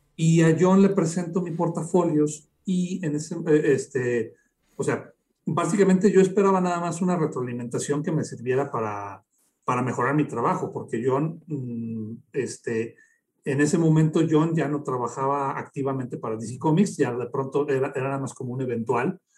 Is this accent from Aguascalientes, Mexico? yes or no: yes; Aguascalientes, Mexico; aquí en mi tierra, la Feria de San Marcos